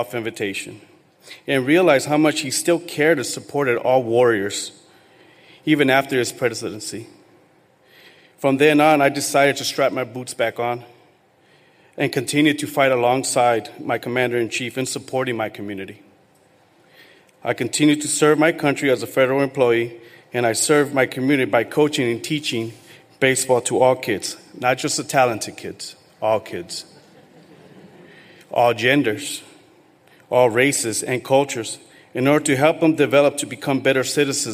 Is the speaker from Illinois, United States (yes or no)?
no; El Monte, California, United States; also born or lived in Mexico; I was born in Mexico and was brought to the States at the age of two. I was raised in Los Angeles area in a small town named of El Monte